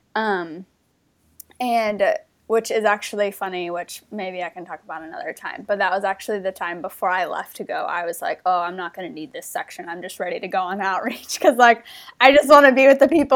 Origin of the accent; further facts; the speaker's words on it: North Carolina, United States; moved away as an adult; also born or lived in Australia; I'm from North Carolina originally.